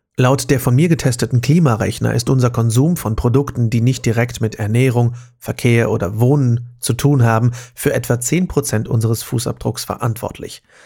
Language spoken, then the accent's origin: German; Germany; bei uns in Deutschland